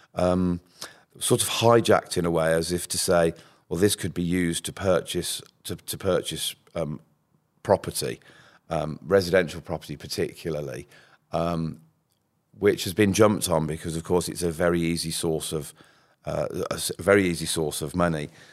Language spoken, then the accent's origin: English; Birmingham, West Midlands, United Kingdom; accent: Brummie; I'm a, I'm a Brummie, and you'll probably hear that if I say money